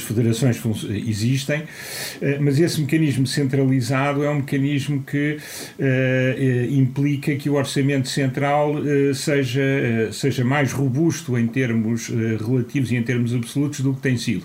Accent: Portugal; sendo português

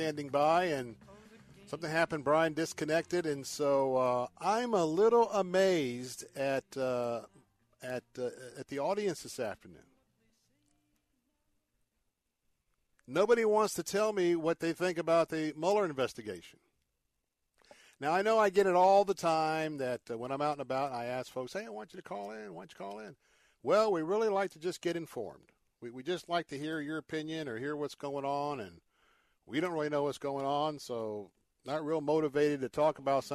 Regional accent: the South, United States; I'm from the South

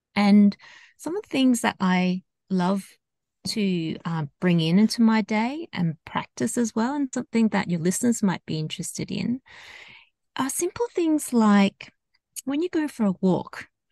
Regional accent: Australia; I grew up in Australia, so my background is Hong Kong Chinese, and I've grown up in predominantly a uh, Caucasian um, society in Australia.

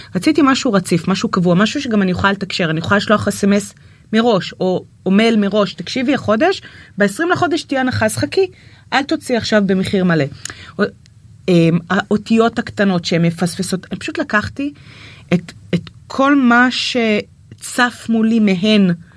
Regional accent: Nahariya, Northern District, Israel; now in Tel Aviv, Israel; אני מנהריה, מהפריפריה

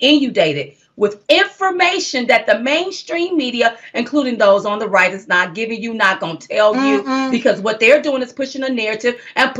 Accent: United States; I'm an American.

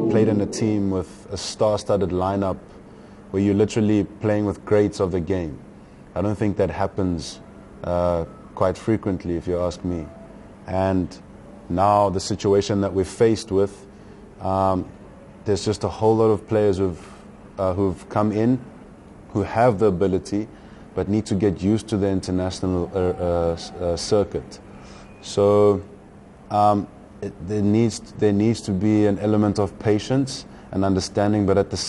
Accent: South Africa; the one thing that we possess as South Africans and as a South African team

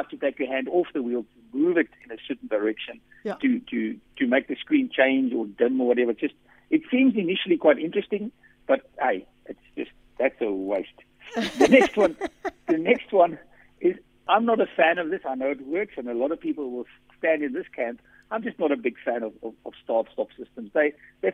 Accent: South Africa; accent: Afrikaans; my Afrikaans accent

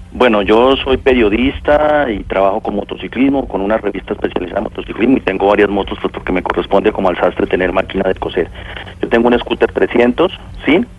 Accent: Villavicencio, Meta, Colombia; Yo soy de Villavicencio

